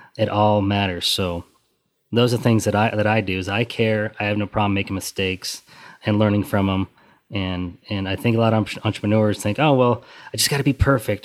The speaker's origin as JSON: {"language": "English", "region": "Western Colorado", "country": "United States", "moved": "yes", "lives_now": "Texas, United States", "said": "where we're from, we're originally from Western Colorado"}